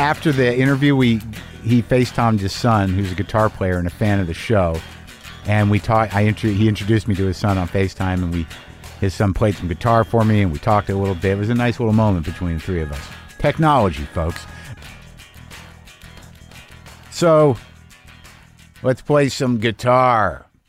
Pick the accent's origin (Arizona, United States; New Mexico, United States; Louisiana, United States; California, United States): New Mexico, United States; I mean, I grew up in New Mexico, and man, when Tejas came out, I grew up in the Southwest.